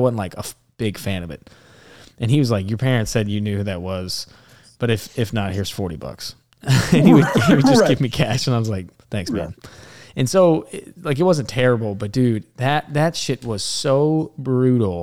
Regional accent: Alabama, United States; I'm from Alabama

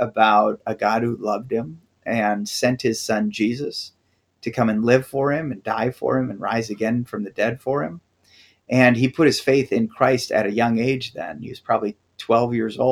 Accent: Wisconsin, United States; moved away; also born or lived in Tennessee; I grew up in Wisconsin

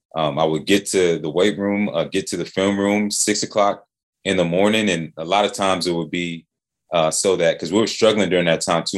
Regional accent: Atlanta, Georgia, United States; Hometown kid, man. Born and raised in Atlanta

